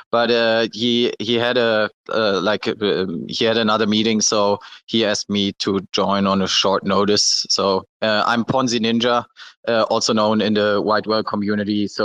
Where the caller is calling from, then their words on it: Malaysia; So I'm personally in uh, Malaysia right now.